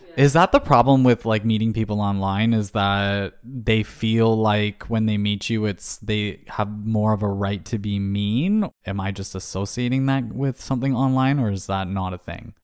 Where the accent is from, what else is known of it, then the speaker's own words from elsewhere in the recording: Canada; as a Canadian